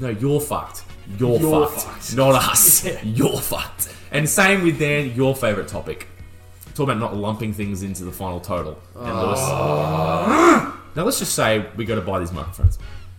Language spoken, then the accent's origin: English; Australia; you go over there as an Australian